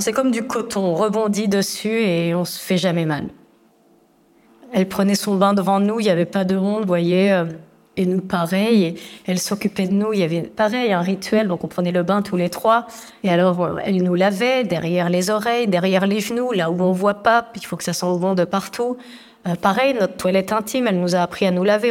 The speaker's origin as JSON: {"language": "French", "town": "Agadir", "region": "Souss-Massa", "country": "Morocco", "tie": "born or raised there", "said": "Je suis née donc à Agadir. On vivait dans un quartier populaire"}